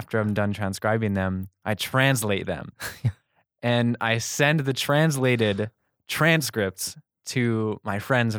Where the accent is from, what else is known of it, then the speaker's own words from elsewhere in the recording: New York, United States; We listened to this, you know, we're from New York, and some other people would come up to us